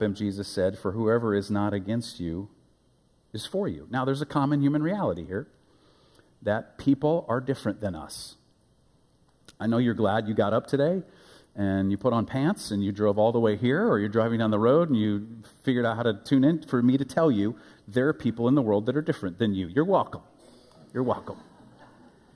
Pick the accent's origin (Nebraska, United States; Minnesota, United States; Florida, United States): Nebraska, United States; Omaha; also born or lived in Africa; now in Wichita, United States; When I was a boy, growing up in Omaha, Nebraska, my boyhood elementary age, young, born in Africa, moved to Nebraska in my elementary years